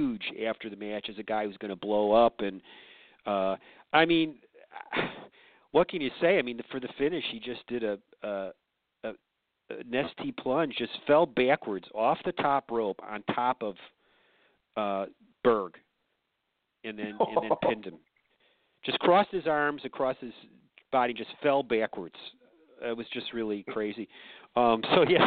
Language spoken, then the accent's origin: English; Chicago, Illinois, United States; now in Georgia, United States; as a Chicagoan